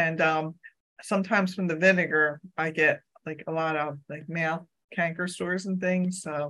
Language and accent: English; Philadelphia, Pennsylvania, United States; I'm from Philadelphia, PA area.